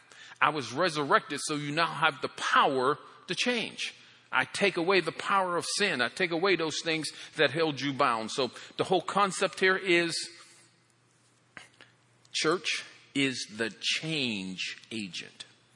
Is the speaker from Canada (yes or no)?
no; Ireland; Well, I'm Irish. We just come up with all kind of stuff.